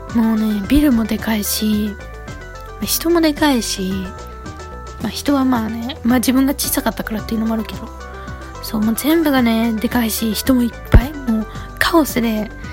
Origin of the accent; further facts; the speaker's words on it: Saitama, Japan; moved away as an adult; now in Tokyo, Japan; 私は東京生まれなんですけど実は東京で生まれた瞬間にすぐあの埼玉県といって東京のあの上の方にある都道府県があるんですけどそこにね引っ越したんですよ